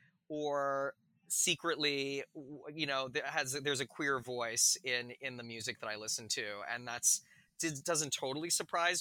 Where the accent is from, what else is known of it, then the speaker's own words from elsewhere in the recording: Calgary, Alberta, Canada; I grew up in Western Canada in Calgary